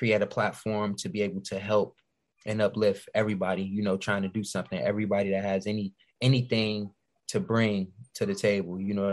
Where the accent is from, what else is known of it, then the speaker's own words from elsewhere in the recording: Chicago, Illinois, United States; Chicago is my hometown